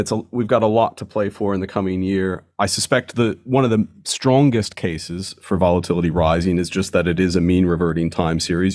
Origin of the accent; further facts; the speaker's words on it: United States; now in London, United Kingdom; being an American